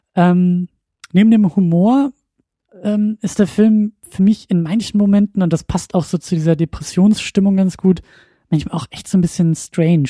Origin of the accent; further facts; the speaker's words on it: Husum, Schleswig-Holstein, Germany; moved away as an adult; now in Kiel, Germany; nachdem ich selber meinen Heimatort verlassen habe